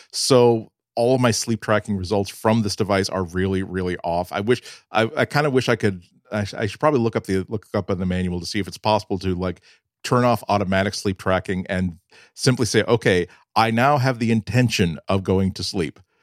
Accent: New England, United States; I'm a New Englander

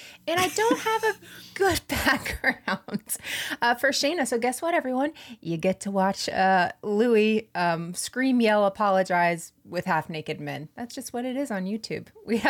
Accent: the South, United States; I am from the South. I know no one from the state of Rhode Island.

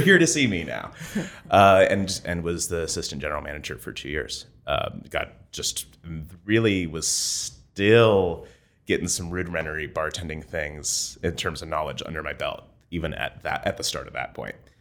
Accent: Vienna, Ohio, United States; moved away as an adult; also born or lived in Columbus, Ohio; I came to Ohio State from Vienna, Ohio. It's a rural, Rust Belt town.

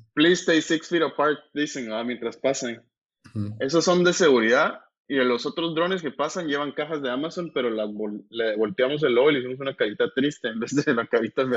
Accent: Guatemala; creciendo en Guate

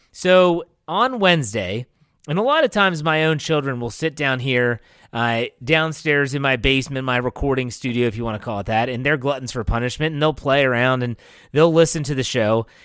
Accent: West Virginia, United States; moved away; I grew up in West Virginia.

